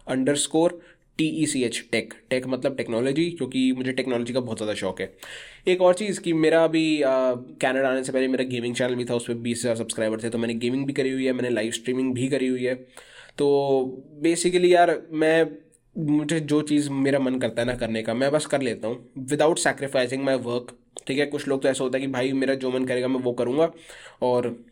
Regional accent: Kashipur, Uttarakhand, India; moved away as an adult; now in Surrey, Canada; मैं वैसे उत्तराखंड से बिलोंग करता हूँ इन इंडिया एक सिटी है काशीपुर करके वहाँ से बिलोंग करता हूँ

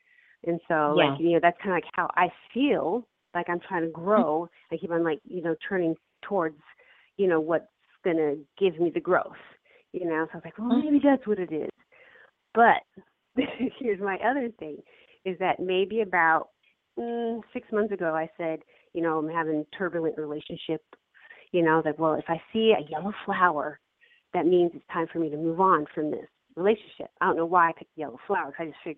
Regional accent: Colorado, United States; And I grew up in Colorado I lived in Colorado for a little bit.

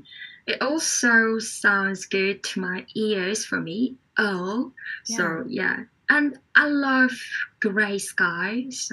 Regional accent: South Korea; English is a second language; from South Korea

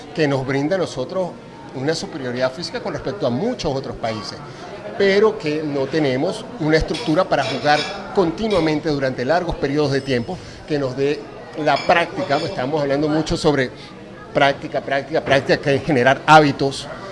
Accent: Mérida, Venezuela; now in Caracas, Venezuela; yo soy de Mérida

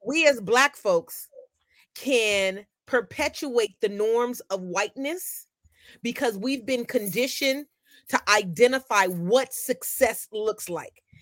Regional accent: Oakland, California, United States; also born or lived in Meadowview, Sacramento / Compton; I grew up in Oakland and in Meadowview and in Compton

